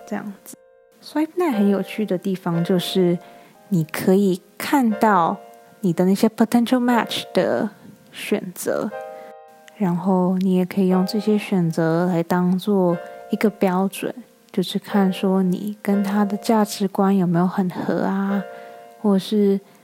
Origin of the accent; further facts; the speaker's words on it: Taiwan; moved away as an adult; now in United States; 我是台湾人啊